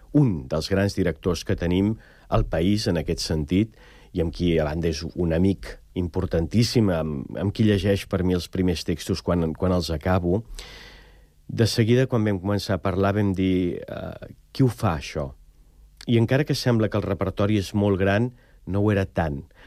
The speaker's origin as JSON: {"language": "Catalan", "town": "Prats de Lluçanès", "region": "Catalonia", "country": "Spain", "said": "un poble que podria ser el meu, Prats de Lluçanès"}